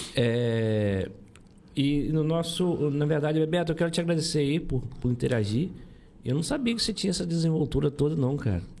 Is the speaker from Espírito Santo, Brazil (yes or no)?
no; Santa Luzia, Rio de Janeiro, Brazil; eu nasci lá em Santa Luzia